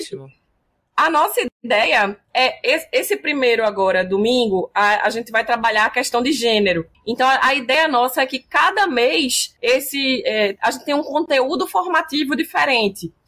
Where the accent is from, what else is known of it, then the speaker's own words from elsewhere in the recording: Pernambuco, Brazil; Como pernambucana